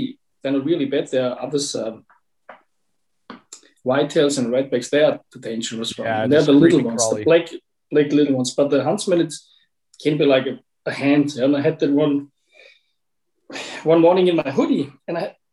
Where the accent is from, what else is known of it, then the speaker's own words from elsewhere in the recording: Germany; moved away as an adult; now in Australia; Growing up in Germany